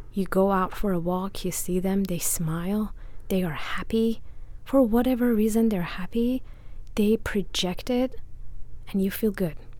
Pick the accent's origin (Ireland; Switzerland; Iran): Iran; English is a second language; moved away as an adult; also born or lived in Italy; now in United States; I am from Iran, born and raised. I lived there until I was 23.